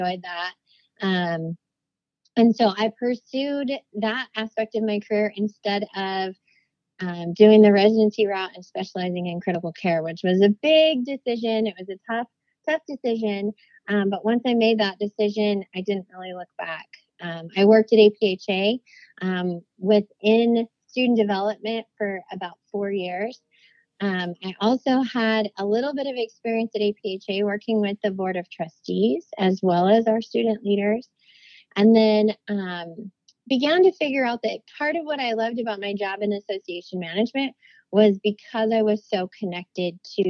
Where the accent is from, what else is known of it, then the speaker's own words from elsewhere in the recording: Idaho, United States; moved away as an adult; also born or lived in Washington, D.C.; I'm an Idaho girl born and raised